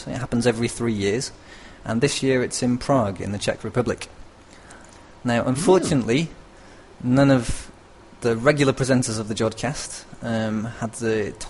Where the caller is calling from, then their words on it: northern Italy, Italy; I'm calling from the north of Italy.